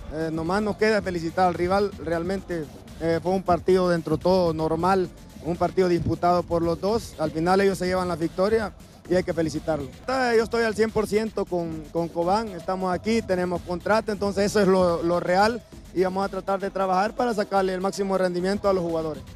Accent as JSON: {"language": "Spanish", "country": "El Salvador", "moved": "yes", "lives_now": "New Jersey, United States", "said": "Como salvadoreño"}